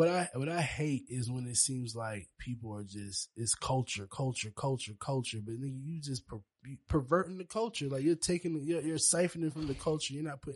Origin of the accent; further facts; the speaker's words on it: Charleston, South Carolina, United States; I'm from Charleston.